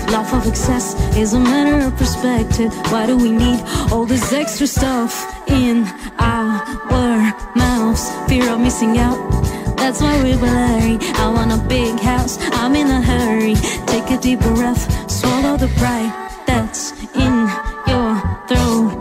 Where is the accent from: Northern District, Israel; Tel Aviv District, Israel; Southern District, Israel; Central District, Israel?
Tel Aviv District, Israel; Bat Yam; also born or lived in Moscow, Russia; ממוסקבה. ואז באתי לבת ים.